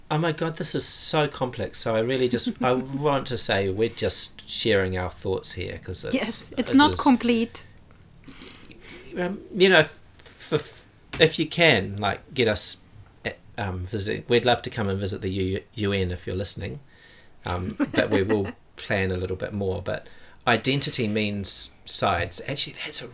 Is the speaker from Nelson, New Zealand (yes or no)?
no; Auckland, New Zealand; now in Dunedin, New Zealand; I grew up in Auckland, which is our biggest city